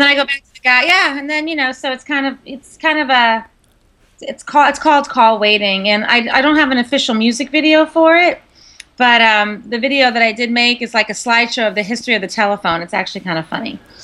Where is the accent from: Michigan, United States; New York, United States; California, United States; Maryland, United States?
New York, United States; Long Island; moved away as an adult; also born or lived in Tampa, Florida; now in Beverly Hills, United States; born and raised in New York